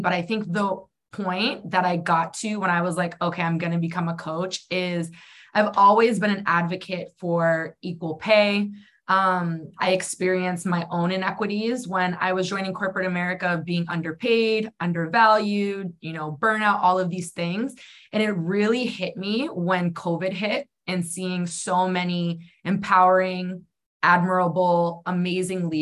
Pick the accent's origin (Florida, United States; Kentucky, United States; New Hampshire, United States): New Hampshire, United States; moved away; also born or lived in Arizona; I grew up in New Hampshire, and then I ended up moving to Arizona.